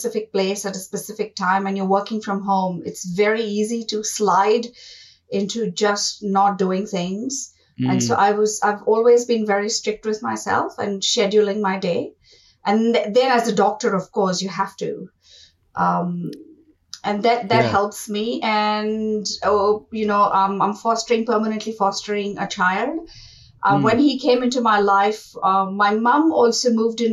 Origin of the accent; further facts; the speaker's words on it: Mumbai, Maharashtra, India; moved away as an adult; now in New Zealand; I am originally from India, was born in Mumbai, and I arrived in Aotearoa 1st of December 2001.